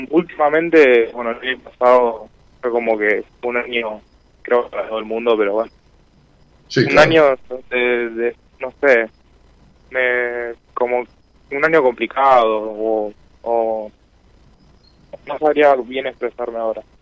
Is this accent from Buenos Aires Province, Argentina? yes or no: yes; Lanús, Buenos Aires Province, Argentina; Eh, de zona sur, de Lanús